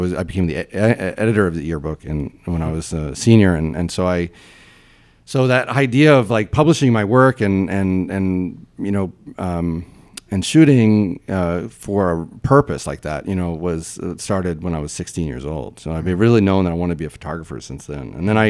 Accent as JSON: {"language": "English", "town": "Nashville", "region": "Tennessee", "country": "United States", "tie": "born or raised there", "said": "Yeah, so I'm from Nashville, Tennessee, and I grew up, in the city. I went to public high school"}